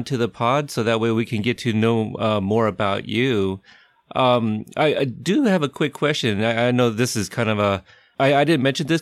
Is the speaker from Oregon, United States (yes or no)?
yes; Portland, Oregon, United States; moved away as an adult; also born or lived in Kansas; I grew up in Portland, so I really didn't travel until I enlisted into the military